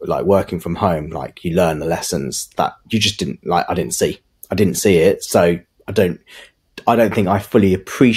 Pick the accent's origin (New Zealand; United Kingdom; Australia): United Kingdom; England; I was born and bred here, went to school here, educated here